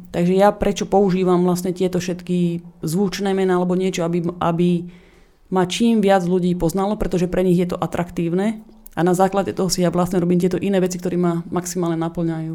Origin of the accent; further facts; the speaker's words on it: Slovakia; moved away as an adult; also born or lived in Australia; now in Los Angeles, United States; som mala 20 rokov, som odišla zo Slovenska na opačnú stranu Zemegule